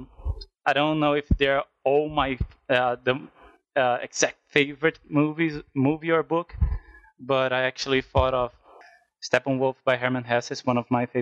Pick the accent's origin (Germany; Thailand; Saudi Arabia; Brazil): Brazil; I'm from Brazil, so maybe that's why my accent is even harsher than both of them